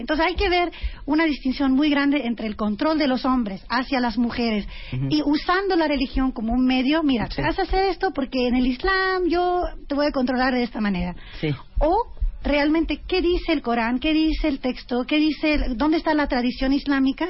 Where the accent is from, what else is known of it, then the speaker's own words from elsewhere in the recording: France; crecí en Francia